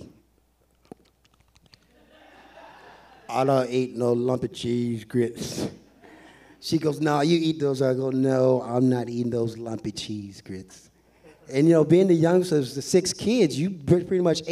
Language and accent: English; the South, United States; I'm from the South. My mama used to make some awesome cheese grits